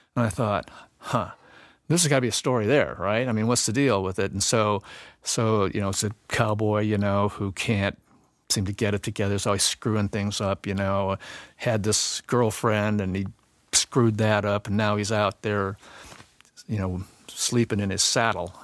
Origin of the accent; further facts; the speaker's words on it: Northwest Indiana, United States; I'm from Northwest Indiana